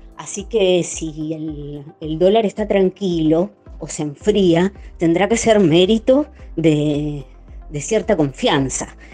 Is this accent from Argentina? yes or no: yes; Argentina; como los argentinos nos medimos